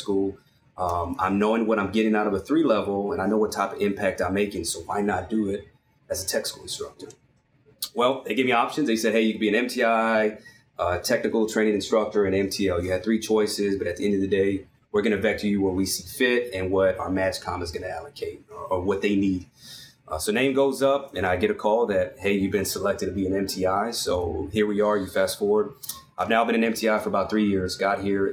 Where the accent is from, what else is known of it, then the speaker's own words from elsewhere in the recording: San Antonio, Texas, United States; moved away as an adult; originally from San Antonio, Texas, born and raised